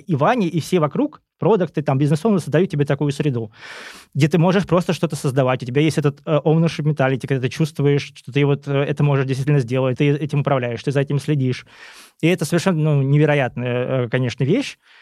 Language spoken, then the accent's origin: Russian; Kursk, Kursk Oblast, Russia; moved away; also born or lived in Moscow; я сам из Курска